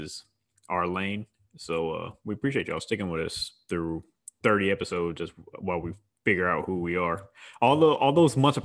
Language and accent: English; Houston, Texas, United States; I'm from Houston